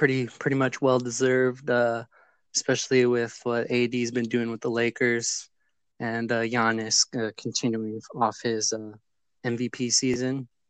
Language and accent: English; San Diego, California, United States; I'm from San Diego, California.